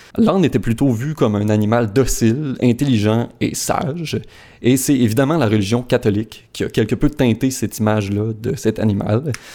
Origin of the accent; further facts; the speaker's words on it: Saguenay, Quebec, Canada; Mes parents habitent sur la rue du plein air à Chicoutimi